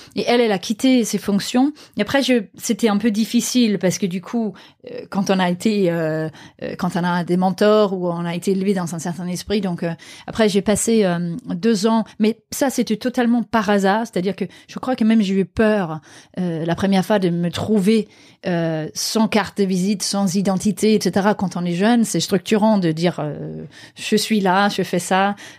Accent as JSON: {"language": "French", "town": "Aarhus", "region": "Central Denmark Region", "country": "Denmark", "tie": "born or raised there", "moved": "yes", "said": "ma ville natale Aarhus donc la deuxième ville du Danemark"}